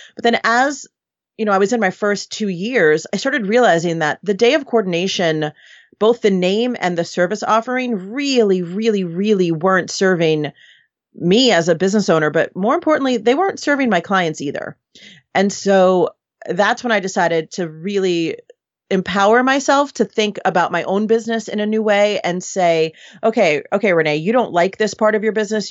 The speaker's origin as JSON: {"language": "English", "town": "New York City", "region": "New York", "country": "United States", "tie": "born or raised there", "moved": "as an adult", "lives_now": "Los Angeles, United States", "said": "Originally, I'm from New York City. So, um, I was born and raised right in the city there"}